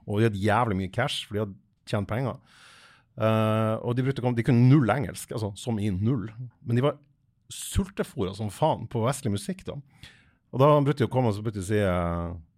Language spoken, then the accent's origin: Norwegian; Fauske, Nordland, Norway; jeg er fra Fauske i Nordland